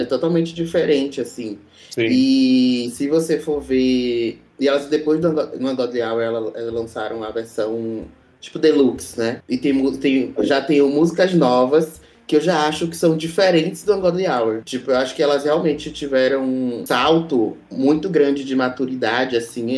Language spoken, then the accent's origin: Portuguese; Salvador, Bahia, Brazil; moved away as an adult; now in São Paulo, Brazil; toco aí na Noite de São Paulo há seis anos, né, desde que eu cheguei aqui na cidade, eu sou sou de Salvador